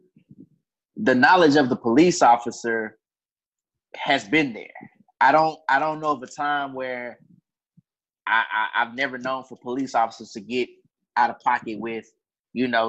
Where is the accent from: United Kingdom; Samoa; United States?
United States; Houston, Texas; I'm from Houston, Texas